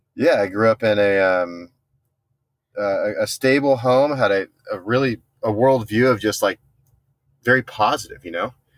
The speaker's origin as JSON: {"language": "English", "town": "San Diego", "region": "California", "country": "United States", "tie": "born or raised there", "said": "I'm from Southern California, born and raised in San Diego"}